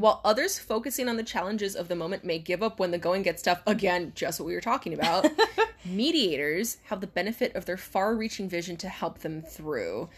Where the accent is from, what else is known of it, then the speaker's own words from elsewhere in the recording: Hawaii, United States; we're from Hawaii.